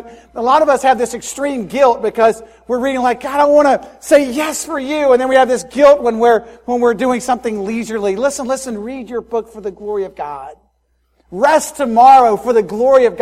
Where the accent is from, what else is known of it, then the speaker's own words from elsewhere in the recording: Spartanburg, South Carolina, United States; First Baptist Spartanburg, my hometown